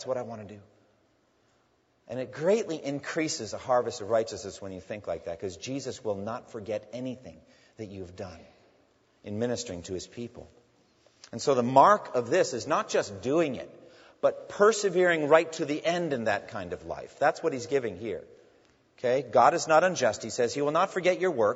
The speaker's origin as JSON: {"language": "English", "area": "near Newburyport", "region": "Massachusetts", "country": "United States", "tie": "born or raised there", "said": "Newburyport, Massachusetts, near my hometown"}